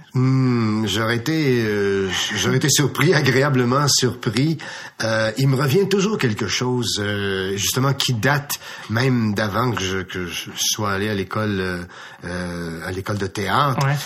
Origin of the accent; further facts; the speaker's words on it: Farnham, Quebec, Canada; dans ma ville, je viens de Farnham